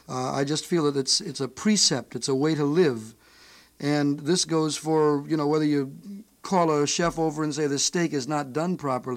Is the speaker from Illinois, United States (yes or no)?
yes; Chicago, Illinois, United States; back in Chicago, my hometown.